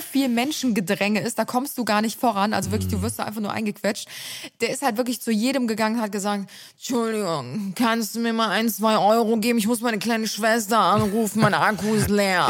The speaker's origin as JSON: {"language": "German", "town": "Cologne", "region": "North Rhine-Westphalia", "country": "Germany", "tie": "born or raised there", "also_born_or_lived": "Ulm", "said": "ich bin ja in Ehrenfeld aufgewachsen"}